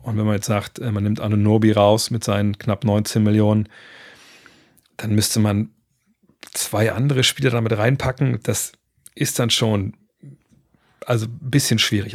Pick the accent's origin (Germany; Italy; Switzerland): Germany; bei uns in Deutschland